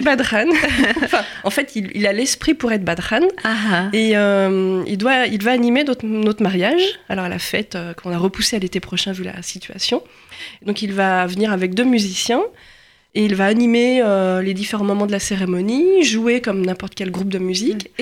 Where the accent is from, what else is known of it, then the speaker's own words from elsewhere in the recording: Lyon, Auvergne-Rhône-Alpes, France; je suis lyonnaise